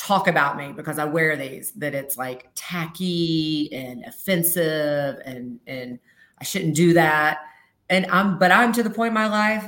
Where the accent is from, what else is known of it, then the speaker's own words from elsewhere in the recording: the South, United States; moved away as an adult; I was raised in the South. So I was raised with some pretty stereotypical Southern lady expectations